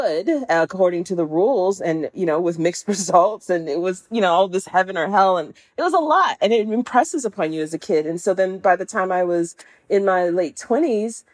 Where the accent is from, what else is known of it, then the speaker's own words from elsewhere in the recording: Jacksonville, Florida, United States; now in Pittsburgh, United States; I was living here in Pittsburgh, where I'm not from here. I'm from the South. And I think I call it nostalgia, not homesickness, because I didn't necessarily miss Jacksonville